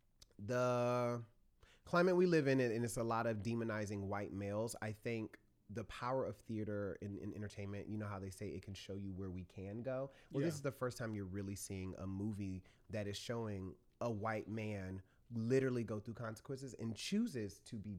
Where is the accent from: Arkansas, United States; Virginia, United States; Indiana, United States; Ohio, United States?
Virginia, United States; Newport News; I'm originally from Virginia. Ooh. Let it be known. Newport News 757.